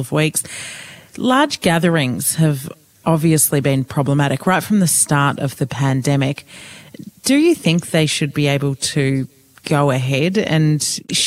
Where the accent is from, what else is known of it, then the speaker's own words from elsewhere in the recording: Victoria, Australia; previous summers I've spent in my home state